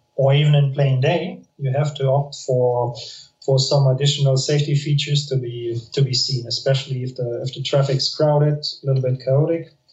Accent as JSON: {"language": "English", "town": "Munich", "region": "Bavaria", "country": "Germany", "second_language": "English", "moved": "as an adult", "lives_now": "Spain", "said": "I'm from from from Munich, near Munich."}